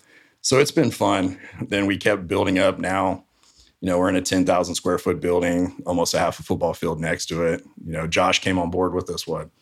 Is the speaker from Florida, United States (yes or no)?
yes; Florida, United States; now in Fresno, United States; I'm from Florida originally.